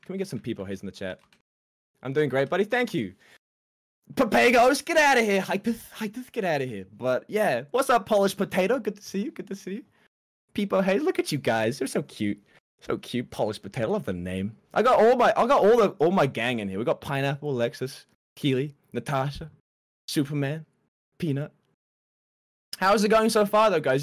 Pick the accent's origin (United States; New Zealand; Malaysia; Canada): New Zealand; I've done most of most of my growing up in New Zealand